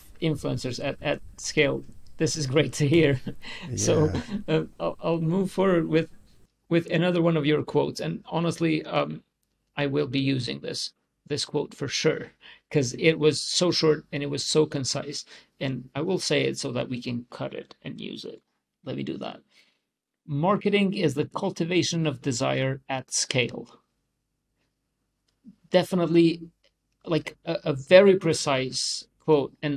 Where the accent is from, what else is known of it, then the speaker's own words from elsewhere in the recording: Kosovo; So I'm from Kosovo